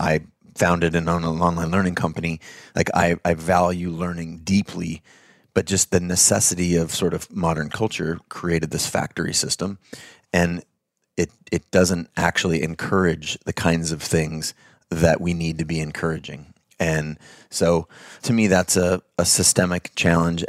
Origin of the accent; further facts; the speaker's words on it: United States; I'm white, I'm male, I was born in America